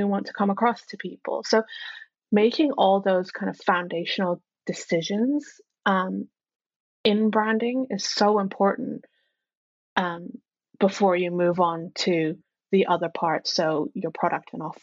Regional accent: Hong Kong; now in United Kingdom; I am originally from Hong Kong, and then moved to the UK, and I've spent over half my life in the UK now

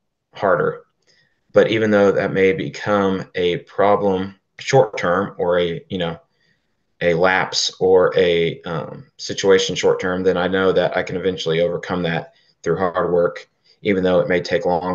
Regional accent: Oklahoma, United States; We're from Oklahoma, born and raised in Oklahoma

